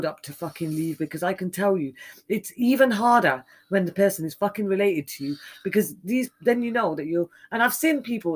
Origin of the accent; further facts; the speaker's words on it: Birmingham, West Midlands, United Kingdom; my home city in Birmingham in the UK